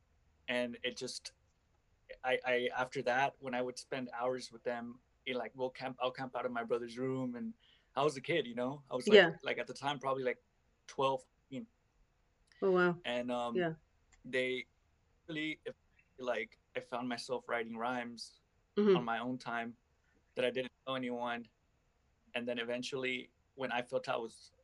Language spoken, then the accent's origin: English; Los Angeles, California, United States; I'm from Los Angeles